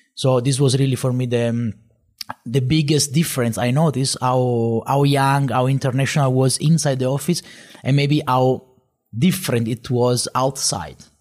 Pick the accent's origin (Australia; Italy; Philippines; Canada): Italy; Sicily; English is a second language; moved away as an adult; now in Katowice, Poland; I am uh, from Italy, from Sicily in particular, and I moved to Poland in Katowice uh, eight years ago.